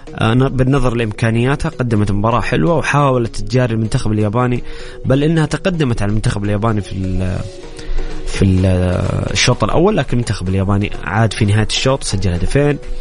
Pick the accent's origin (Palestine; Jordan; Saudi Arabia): Saudi Arabia; لدينا كسعوديين